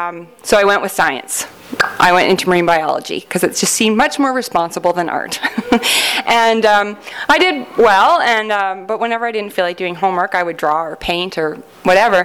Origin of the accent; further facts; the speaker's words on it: Canada; accent: Canadian; I'm from Canada